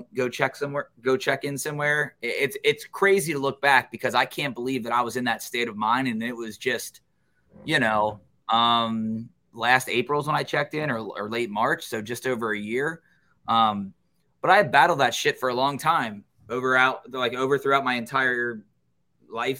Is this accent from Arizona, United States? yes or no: no; Cincinnati, Ohio, United States; born or raised there; moved away as an adult; also born or lived in Baton Rouge, Louisiana